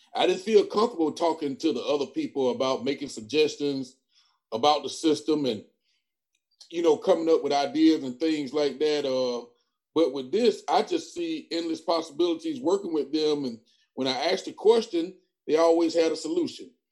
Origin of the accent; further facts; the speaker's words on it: Lake Wales, Florida, United States; also born or lived in Tuskegee, Alabama; now in Macon County, Alabama, United States; I'm from Lake Wales, Florida. I came here.